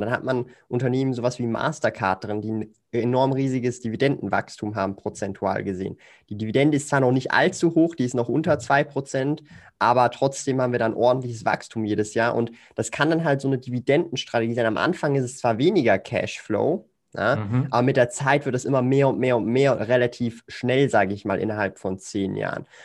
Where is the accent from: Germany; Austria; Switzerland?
Switzerland; Ich komme aus der Schweiz, lebe in Zürich